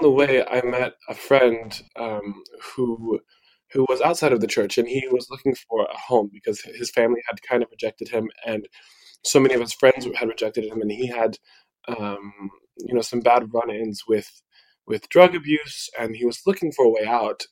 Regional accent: Midwest, United States; the culture that I grew up in here in the Midwest

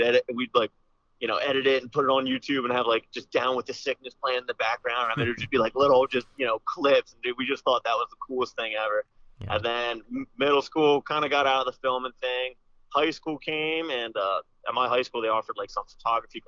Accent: Manheim, Pennsylvania, United States; I'm from Mannheim, Pennsylvania, in Lancaster County, and basically, growing up, you know, no one in my family hunted at all.

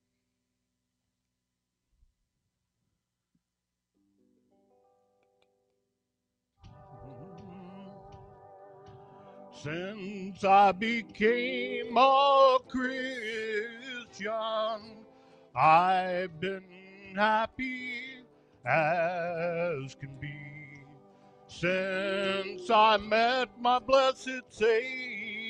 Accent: Arkansas, United States; I grew up in Arkansas.

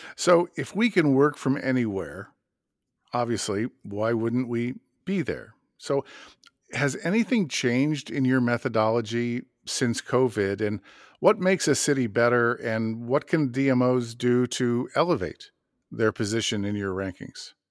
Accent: Madison, Wisconsin, United States; my hometown of Madison

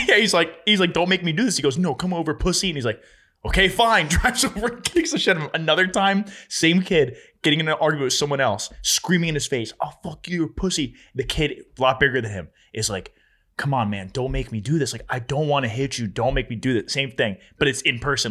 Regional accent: New Jersey, United States; my hometown

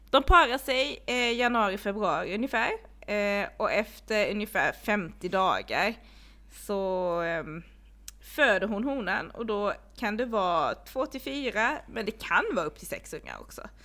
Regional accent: Blekinge, Sweden; jag är uppvuxen i Blekinge

